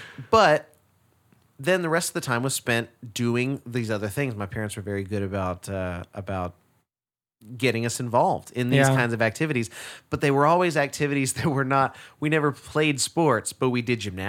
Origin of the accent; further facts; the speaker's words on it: Garland, Texas, United States; Yeah, I'm from Garland, yeah.